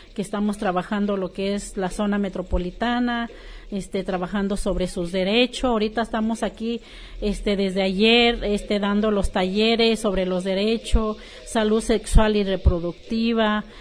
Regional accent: State of Mexico, Mexico; first language Mazahua; Spanish is a second language; now in Guadalajara, Mexico; Soy indígena mazagua del Estado de México. Tengo 38 años viviendo aquí en Guadalajara

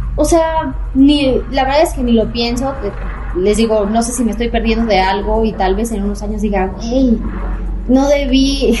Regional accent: Toluca, State of Mexico, Mexico; yo soy de Toluca

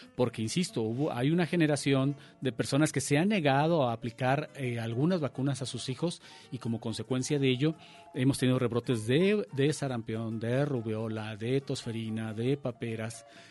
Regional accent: Mexico; nosotros como país, México, como Estado mexicano

